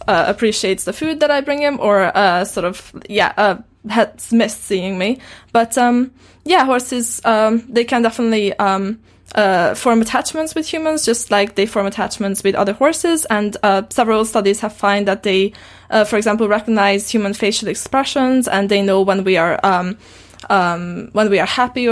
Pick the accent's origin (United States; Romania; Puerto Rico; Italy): Romania; Transylvania; English is a second language; moved away as an adult; also born or lived in West Wales; now in Wales, United Kingdom; I grew up in Transylvania, and I've studied American English, and then I met my partner here in Britain, who's British, so I have a mix of things going on